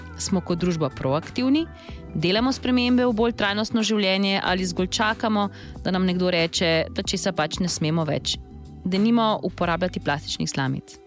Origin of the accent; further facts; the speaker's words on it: Slovenia; smo Slovenci